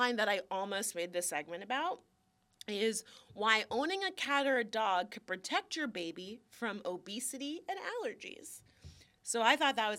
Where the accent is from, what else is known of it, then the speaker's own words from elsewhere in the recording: Florida, United States; also born or lived in Miami; we're from Florida